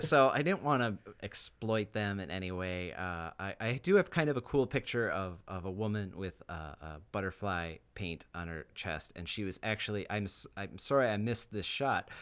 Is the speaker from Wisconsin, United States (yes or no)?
yes; Wisconsin, United States; growing up in Wisconsin, you have heat and humidity